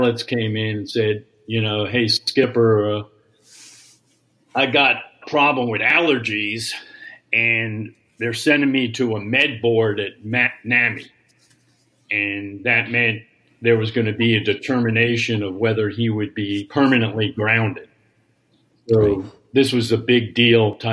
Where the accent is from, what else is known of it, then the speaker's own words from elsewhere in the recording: New York, United States; accent: New York; I'm from New York